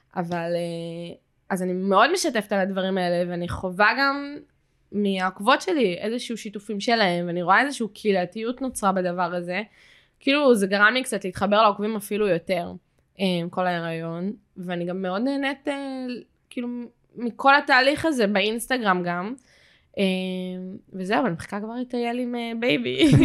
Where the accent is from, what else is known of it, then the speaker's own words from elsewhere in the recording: Jerusalem, Jerusalem District, Israel; moved away; אני במקור מירושלים